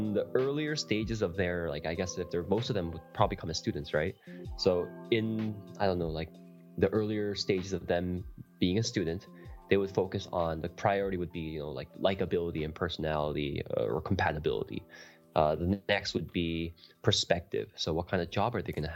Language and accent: English; Canada; also born or lived in South Korea; I was actually born in Korea, but I moved at a really young age, and I am Canadian, so I'm not American